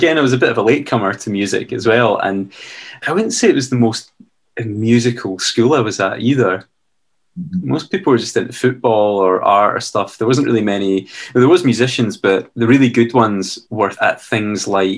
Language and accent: English; Dunblane, Scotland, United Kingdom; I was from Dunblane